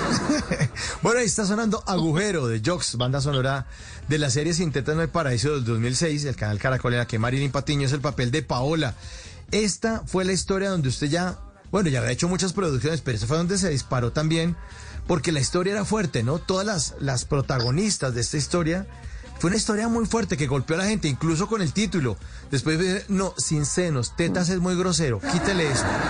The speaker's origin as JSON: {"language": "Spanish", "country": "Colombia"}